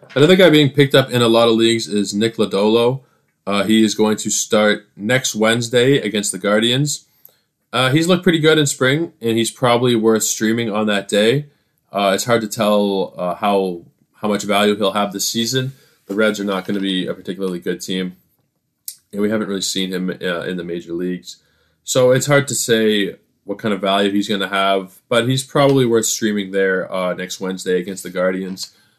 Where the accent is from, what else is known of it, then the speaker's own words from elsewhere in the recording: Canada; I am Canadian content